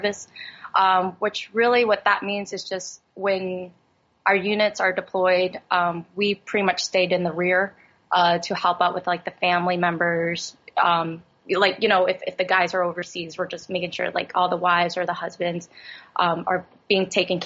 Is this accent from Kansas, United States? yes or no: no; Philadelphia, Pennsylvania, United States; growing up in Philly